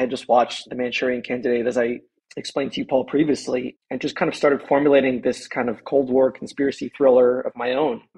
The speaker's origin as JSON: {"language": "English", "region": "East Coast", "country": "United States", "tie": "born or raised there", "said": "Growing up on the East Coast"}